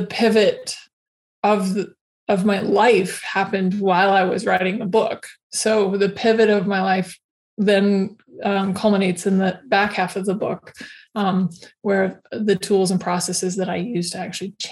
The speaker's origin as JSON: {"language": "English", "region": "Alaska", "country": "United States", "tie": "born or raised there", "moved": "yes", "said": "I was raised in Alaska"}